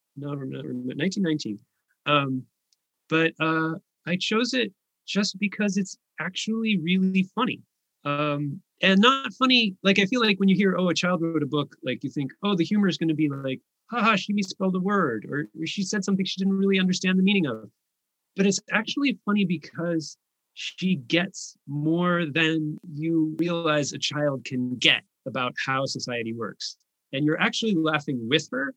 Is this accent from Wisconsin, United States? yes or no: no; California, United States; also born or lived in Texas; we moved to California when I was like